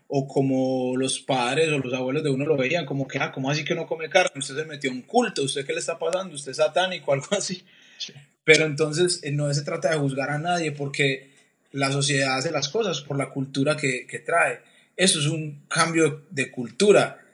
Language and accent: Spanish; Colombia; moved away as an adult; nosotros siendo colombianos